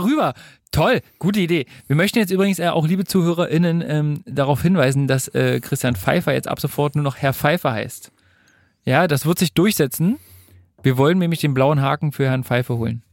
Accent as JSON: {"language": "German", "region": "Berlin", "country": "Germany", "tie": "born or raised there", "said": "ich bin in Berlin geboren und aufgewachsen und lebe hier immer noch"}